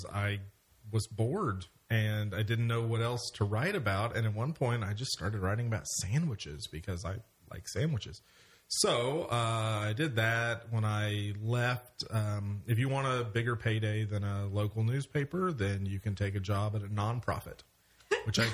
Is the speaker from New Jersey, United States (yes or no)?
no; Edmond, Oklahoma, United States; I grew up in Edmond